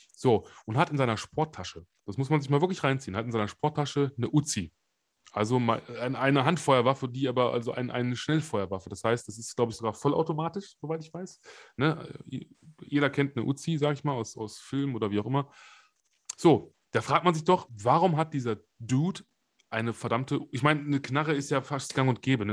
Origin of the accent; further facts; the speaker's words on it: Germany; bei uns in Deutschland